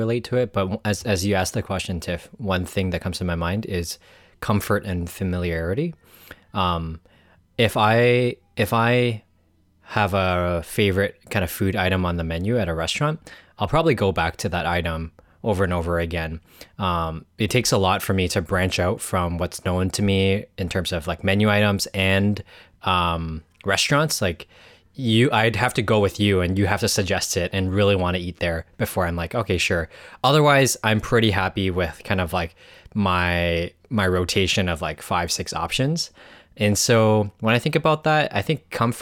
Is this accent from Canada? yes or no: no; Hong Kong; growing up in Hong Kong